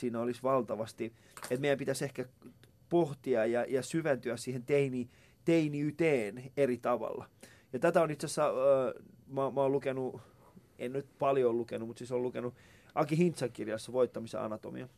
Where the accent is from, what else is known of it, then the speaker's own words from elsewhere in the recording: Vantaa, Uusimaa, Finland; mähän asuin siis tuolla niin kuin, Päiväkummus lähellä Koivukylää